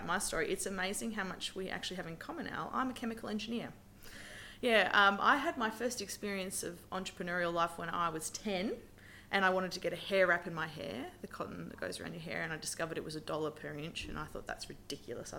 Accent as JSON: {"language": "English", "town": "Brisbane", "region": "Queensland", "country": "Australia", "also_born_or_lived": "Kalgoorlie, Western Australia", "moved": "as an adult", "lives_now": "Western Australia, Australia", "said": "I'm from Brisbane originally"}